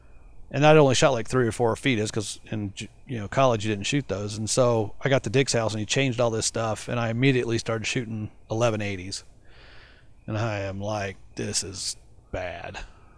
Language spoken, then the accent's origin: English; Colorado, United States; also born or lived in Arizona; even though I lived in Arizona, I came from Colorado